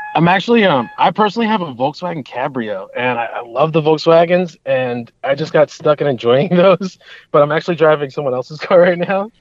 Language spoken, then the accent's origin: English; Hudson Valley, New York, United States; I grew up in the Hudson Valley of, of the New York region. So I'm still I'm living here currently